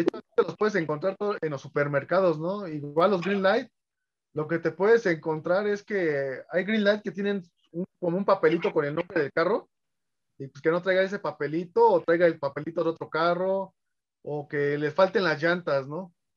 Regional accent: Mexico City, Mexico; soy coleccionista de la Ciudad de México

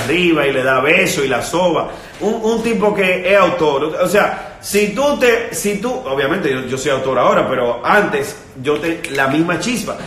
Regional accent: Dominican Republic; En mi país, por ejemplo, eh, hay un sitio que se llama Punta Cana

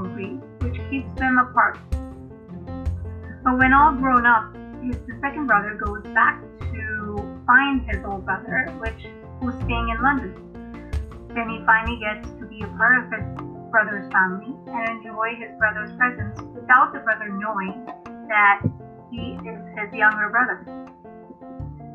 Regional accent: Mumbai, Maharashtra, India; first language Hindi; English is a second language; I'm from India, born in Mumbai.

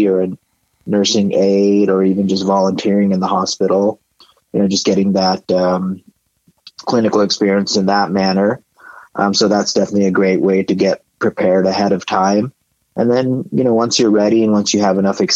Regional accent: Sparks, Nevada, United States; moved away as an adult; also born or lived in India / Reno, Nevada; now in Colorado, United States; Born in India, I grew up in Sparks, Nevada, and I went to the University of Nevada in Reno, and currently living in Colorado

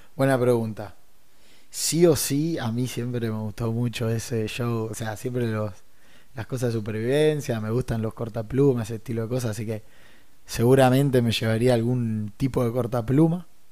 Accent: Rosario, Santa Fe, Argentina; somos rosarinos

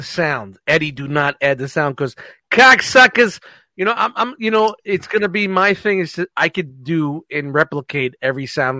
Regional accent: New York City, New York, United States; moved away as an adult; also born or lived in New Jersey; I grew up in Brooklyn. moved to Jersey my 20 to early 20s.

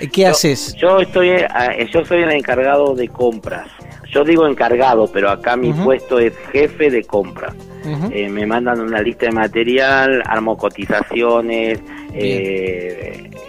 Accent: Argentina; now in Mexico; No, soy argentino de nacionalidad, ¿sí?

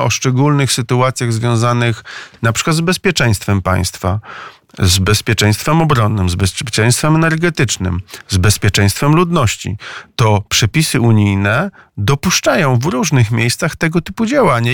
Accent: Maków, Łódź Voivodeship, Poland; Byłem kiedyś radnym gminy Maków, to jest moja rodzinna miejscowość w powiecie skierniewickim

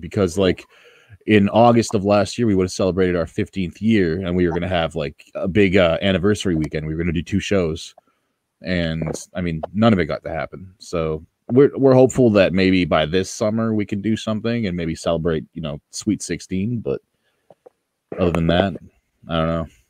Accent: Ottawa, Ontario, Canada; in C4 here in Ottawa, my hometown

